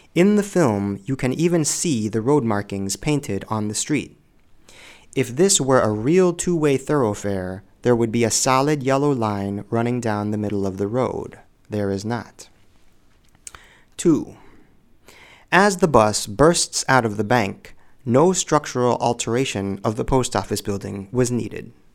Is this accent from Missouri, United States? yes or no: no; Illinois, United States; also born or lived in Los Angeles, United States; my home state of Illinois